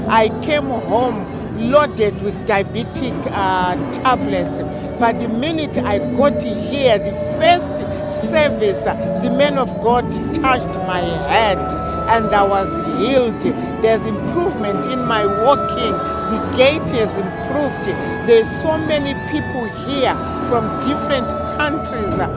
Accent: Zimbabwe; also born or lived in Harare; I'm from Zimbabwe.

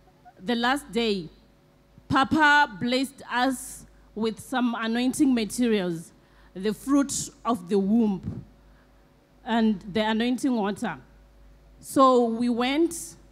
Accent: Zimbabwe; I'm from Zimbabwe

